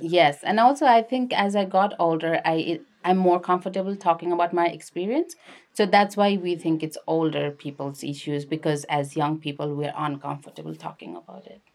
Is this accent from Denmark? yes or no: no; Lalitpur, Bagmati, Nepal; moved away as an adult; also born or lived in Kathmandu; now in United States; I'm from Kathmandu, which is actually technically Lalitpur, Nepal.